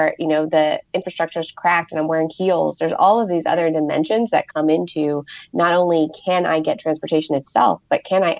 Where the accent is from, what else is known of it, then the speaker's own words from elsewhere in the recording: Pittsburgh, Pennsylvania, United States; I grew up in Pittsburgh, so not far from West Virginia